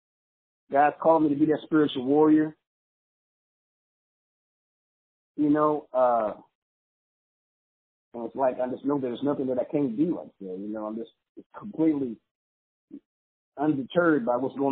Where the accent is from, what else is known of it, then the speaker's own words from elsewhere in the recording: Los Angeles, California, United States; Coming from a small church growing up in Los Angeles, California